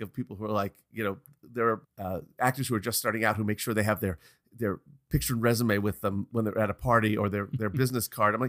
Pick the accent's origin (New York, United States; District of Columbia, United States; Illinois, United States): New York, United States; we're both from New York.